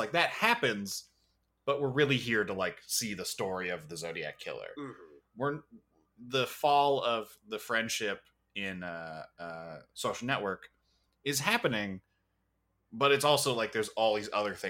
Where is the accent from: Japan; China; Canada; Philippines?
Canada; Waterloo, Ontario; I'm from Waterloo, where the fucking vampires hang out.